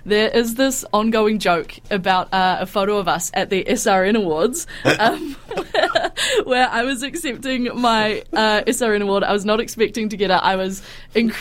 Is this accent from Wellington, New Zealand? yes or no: no; Whanganui, Manawatū-Whanganui, New Zealand; I am from Whanganui